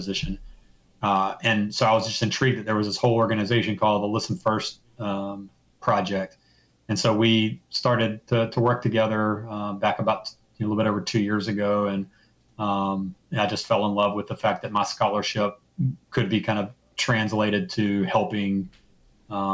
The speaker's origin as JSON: {"language": "English", "town": "Mobile", "region": "Alabama", "country": "United States", "tie": "born or raised there", "said": "I grew up in Mobile, Alabama."}